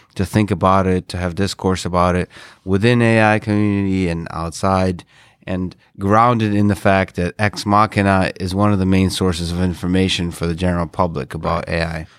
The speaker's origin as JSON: {"language": "English", "country": "Russia", "moved": "yes", "said": "I'm Russian originally"}